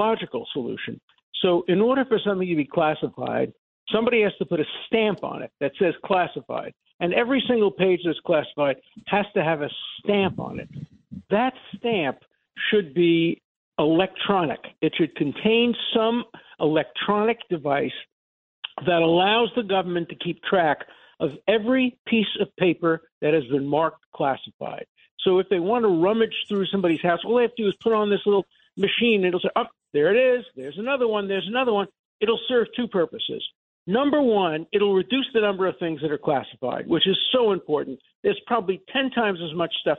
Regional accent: New York City, New York, United States; moved away; also born or lived in Cambridge, Massachusetts; I come from Brooklyn

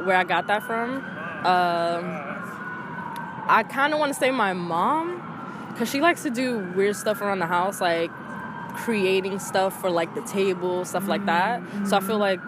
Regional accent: New York City, New York, United States; I'm from the Bronx, born and raised in the same apartment

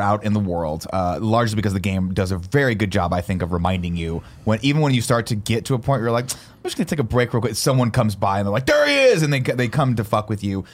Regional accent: United States; as an American living in America

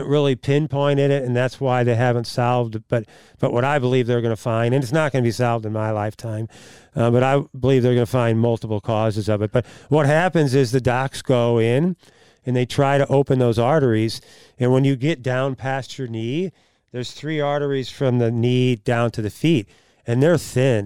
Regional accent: Oakville, Missouri, United States; I was born and raised in Oakville

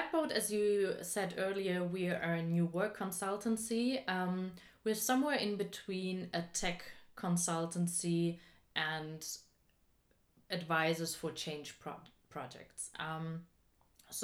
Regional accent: Black Forest, Baden-Württemberg, Germany; I grew up in the Black Forest in the south of Germany.

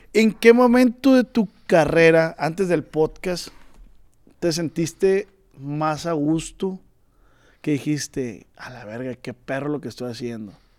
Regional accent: Culiacán, Sinaloa, Mexico; yo soy de Culiacán

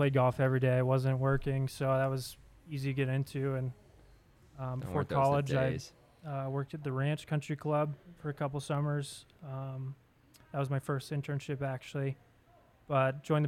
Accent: Broomfield, Colorado, United States; I grew up in Colorado, Broomfield raised

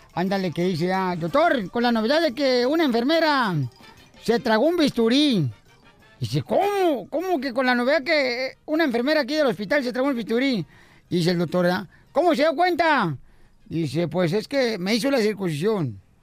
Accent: Ocotlán, Jalisco, Mexico; moved away; Ocotrán, Jalisco, mi tierra natal

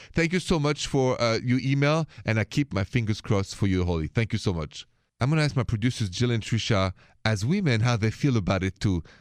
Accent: France; accent: French; my accent is French.

